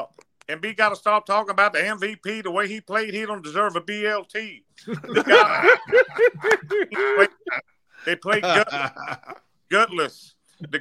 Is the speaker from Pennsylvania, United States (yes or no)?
yes; Philadelphia, Pennsylvania, United States; I don't know what's more embarrassing as a Sixer fan, as a Philadelphian, last year or this year?